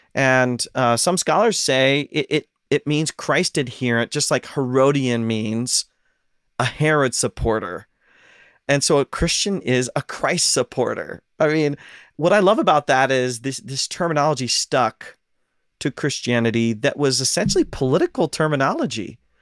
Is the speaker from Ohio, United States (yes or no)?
yes; Ohio, United States; now in Pacific Northwest, United States; I'm from Ohio